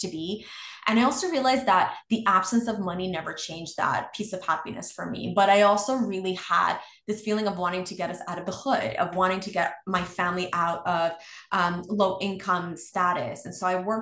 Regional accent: New York City, New York, United States; growing up in New York City is incredibly expensive.

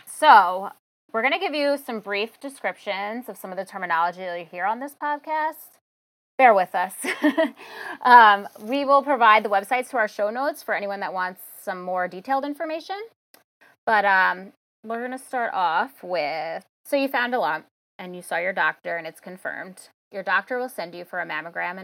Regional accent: Long Island, New York, United States; now in Queens, New York, United States; originally from Long Island, but currently reside in Queens, New York

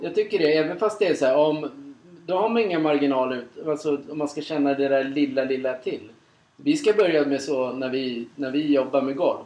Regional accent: Sweden; Som vi svenskar är oftast jävligt bra på.

